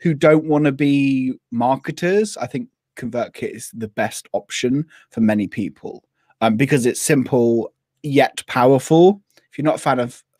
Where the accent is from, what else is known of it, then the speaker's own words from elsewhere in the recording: Devon, South West England, United Kingdom; I'm from Devon. I'm allowed to speak like that.